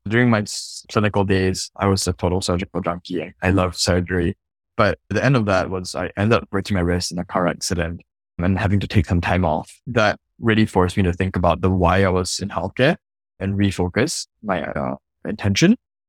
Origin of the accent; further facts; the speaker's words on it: Singapore; I'm originally from Singapore, grew up really middle class